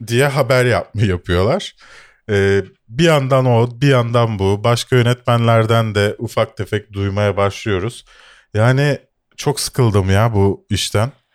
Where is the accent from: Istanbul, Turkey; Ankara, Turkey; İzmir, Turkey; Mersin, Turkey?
Istanbul, Turkey; Bakırköy; also born or lived in Şişli, Istanbul; Doğu Avrupa'dayım çünkü Bakırköylüyüm ve Şişli'de oturuyorum.